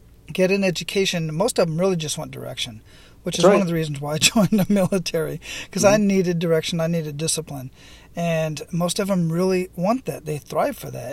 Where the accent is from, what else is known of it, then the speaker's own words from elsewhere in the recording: Phoenix, Arizona, United States; I grew up in Southwest Phoenix, Arizona